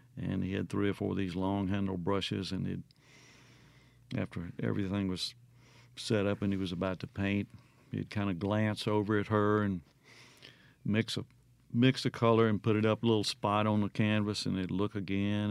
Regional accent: Mississippi Delta, United States; moved away; you grow up there and seeing that flat line off in the distance

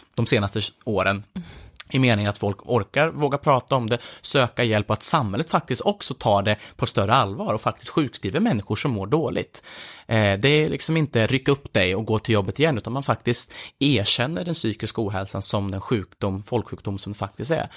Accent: Filipstad, Värmland, Sweden; i Filipstad, där jag växte upp

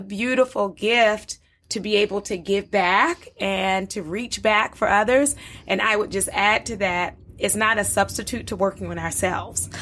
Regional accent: Baltimore, Maryland, United States; moved away as an adult; also born or lived in Liberia / North Carolina; I grew up in Baltimore

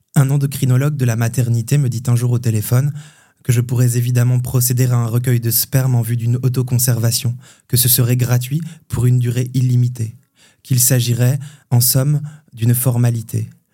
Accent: Hautes-Vosges, Grand Est, France; now in Nancy, France; je viens des Hauts-de-Vosges, où j'ai passé mon enfance en fait

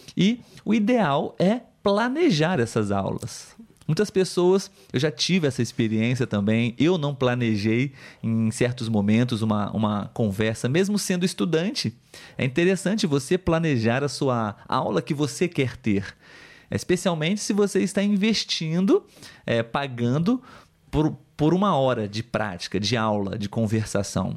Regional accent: Brazil; first language Portuguese; Eu sou brasileiro, nativo de português

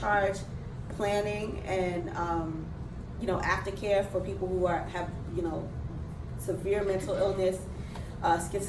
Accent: New York City, New York, United States; I'm still from Brooklyn. I'm from Best Side Brooklyn

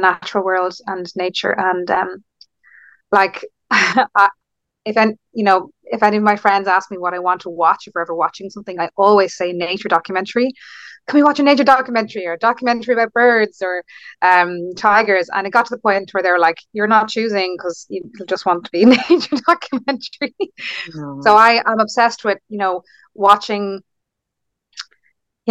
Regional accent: Dún Laoghaire, Leinster, Ireland; I grew up in Dunleary in South Dublin

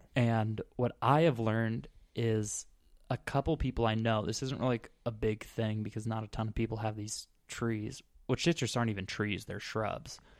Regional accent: Scottsdale, Arizona, United States; moved away as an adult; also born or lived in Phoenix, Arizona; now in Midwest, United States; I'm from Phoenix, Arizona, well, Scottsdale, before I moved out here to the, the Great Midwest

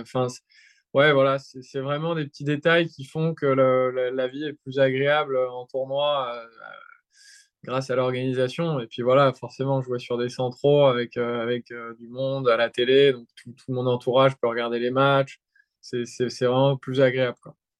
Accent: France; je suis français

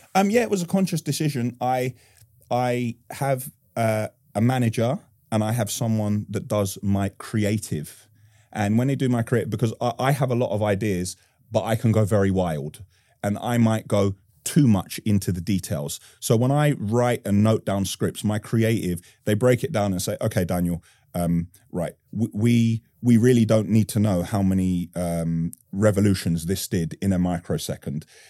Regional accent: London, United Kingdom; I'm born and raised in Northwest London

